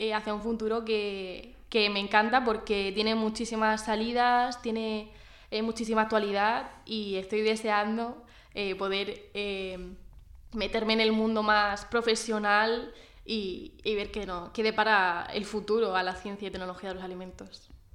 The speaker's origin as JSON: {"language": "Spanish", "town": "Orihuela", "region": "Valencian Community", "country": "Spain", "said": "yo soy de Orihuela"}